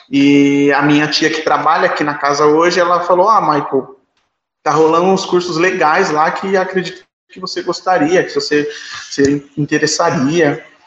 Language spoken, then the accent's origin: Portuguese; São Paulo, Brazil; Eu sou do Parque Santo Antônio, nasci no Parque Santo Antônio, uma comunidade bem próxima do Capão Redondo